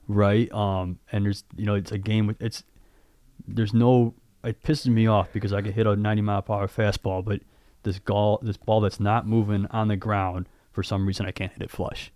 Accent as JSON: {"language": "English", "town": "Addison", "region": "Illinois", "country": "United States", "tie": "born or raised there", "also_born_or_lived": "River North, Chicago", "said": "where I grew up in Addison"}